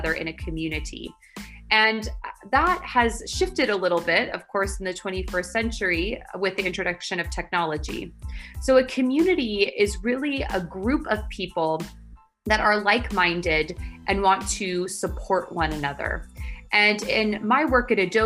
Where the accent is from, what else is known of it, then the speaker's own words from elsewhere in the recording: San Francisco Bay Area, California, United States; moved away as an adult; now in Barcelona, Spain; I'm from the San Francisco Bay Area, but 6 months ago I moved to Barcelona, Spain.